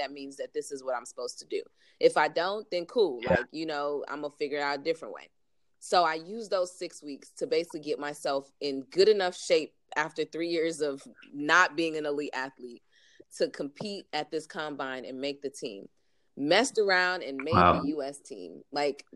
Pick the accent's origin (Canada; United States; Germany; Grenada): United States; I had spent all my life in America, and as a first generation Nigerian American